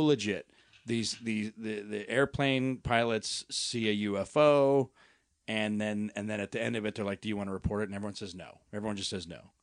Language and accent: English; Colorado, United States; now in Los Angeles, United States; We're from Colorado